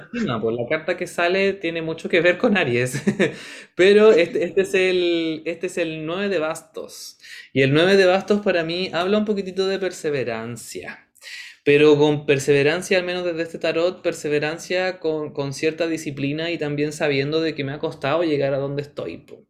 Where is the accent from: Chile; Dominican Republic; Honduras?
Chile; sabemos que somos chilenos